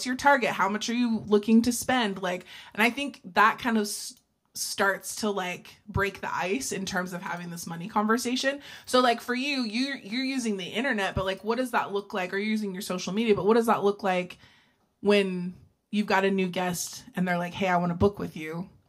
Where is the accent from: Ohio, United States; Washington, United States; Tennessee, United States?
Ohio, United States; I'm still from Amish Country, Ohio